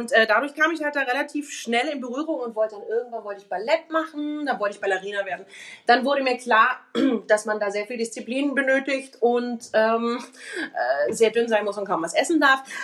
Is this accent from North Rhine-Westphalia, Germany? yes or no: yes; Cologne, North Rhine-Westphalia, Germany; ich komme ja eigentlich aus Köln und, äh, also nicht eigentlich, sondern ich komme aus Köln.